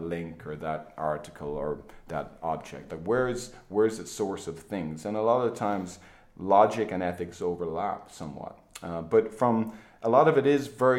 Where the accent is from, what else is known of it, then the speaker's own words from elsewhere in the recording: Ireland; now in United States; I'm an Irishman myself